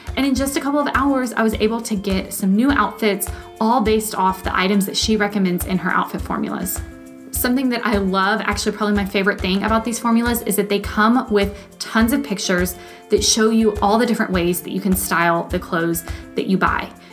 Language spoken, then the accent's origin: English; Texas, United States; moved away as an adult; I'm from Texas, so winters there typically look like a cool 57